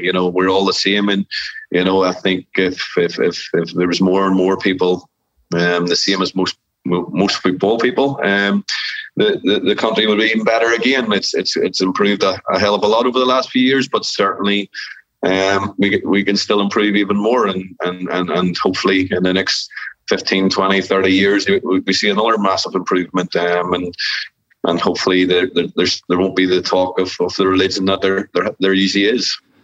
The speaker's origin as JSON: {"language": "English", "region": "Northern Ireland", "country": "United Kingdom", "said": "Technically, we're all Irish because we live in we live in Northern Ireland or Republic of Ireland."}